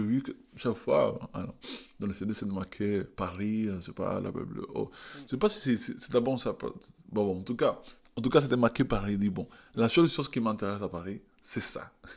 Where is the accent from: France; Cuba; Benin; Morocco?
Cuba; Havana; French is a second language; moved away; je viens de, je suis né, et grandi à La Havane